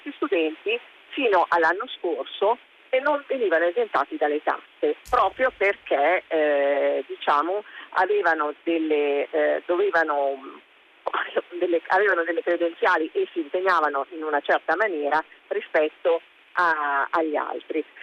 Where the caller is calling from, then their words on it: Alessandria, Piedmont, Italy; Pronto, buongiorno … siamo da Alessandra.